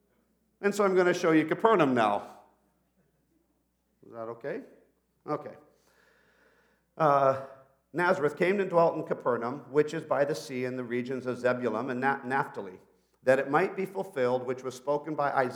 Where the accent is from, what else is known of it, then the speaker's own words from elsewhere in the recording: Peru; And I grew up in Peru as a missionary kid. So I started speaking to her in Spanish